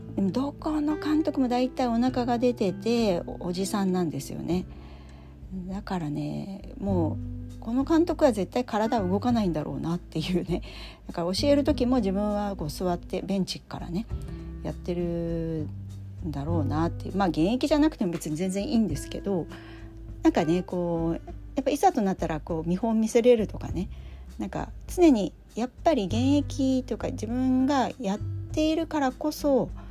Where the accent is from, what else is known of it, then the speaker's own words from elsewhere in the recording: Tokai, Japan; 東海地方出身